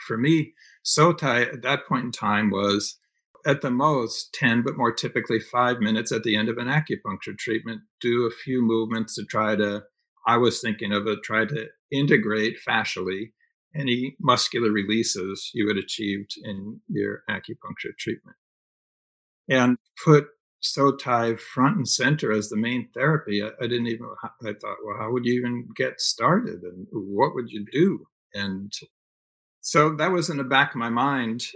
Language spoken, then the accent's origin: English; Northeast, United States; moved away; I grew up in the Northeast, so I had family I could stay with.